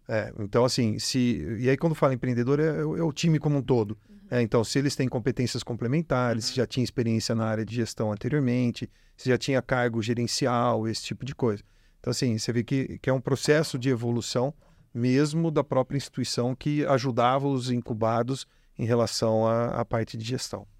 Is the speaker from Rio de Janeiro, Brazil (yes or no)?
no; Jundiaí, São Paulo, Brazil; moved away as an adult; now in Ribeirão Preto, Brazil; eu não sou de Ribeirão, sou de Jundiaí, vim para cá é, estudar também, vim fazer faculdade